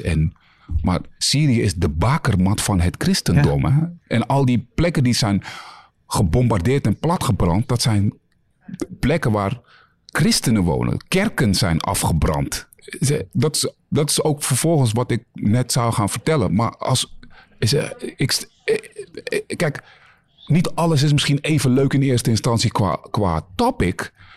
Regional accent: Netherlands; wij als Nederlanders

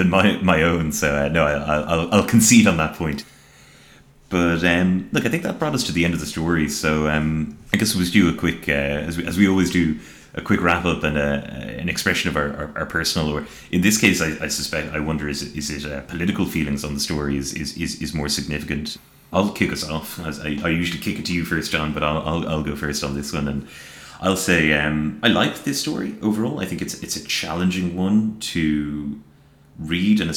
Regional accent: Ireland; as an Irish person

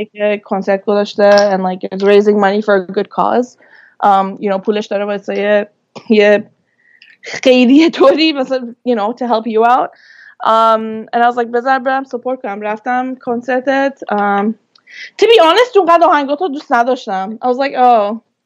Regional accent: Vancouver, British Columbia, Canada; born or raised there; moved away as an adult; also born or lived in Turkey; now in Toronto, Canada

